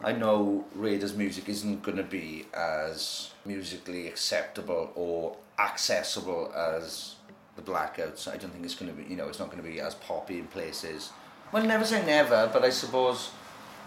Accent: Merthyr Tydfil, Wales, United Kingdom; we're six boys from Merthyr Tydfil.

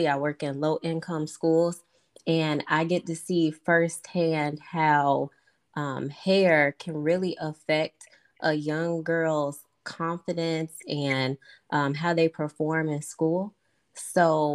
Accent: St. Louis, Missouri, United States; now in Jacksonville, United States; Originally, I'm from St. Louis, but now I live in Jacksonville, Florida.

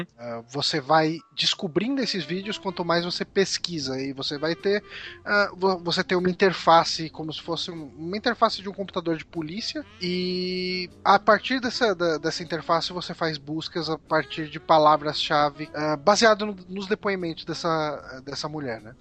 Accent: São Paulo, Brazil; accent: Zona Leste de São Paulo; eu tento fugir desse sotaque do, da Zona Leste de São Paulo

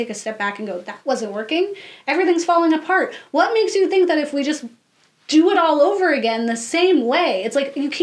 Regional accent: United States; being an American and understanding how Americans think

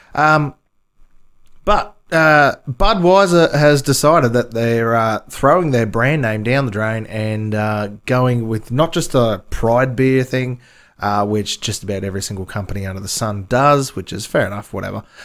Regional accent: Australia; I'm Australian

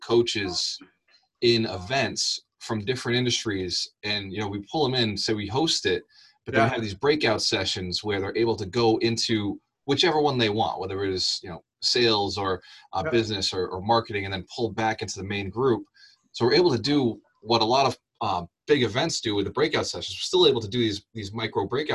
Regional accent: Fall River, Massachusetts, United States; I'm from Fall River

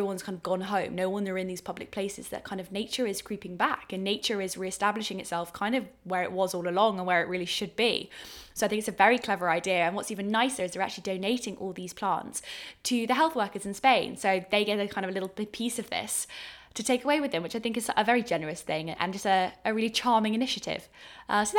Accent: England, United Kingdom; accent: English; My English accent

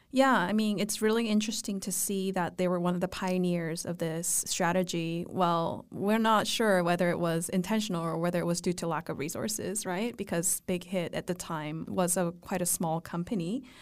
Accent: Vancouver, British Columbia, Canada; moved away; growing up in Vancouver as a millennial

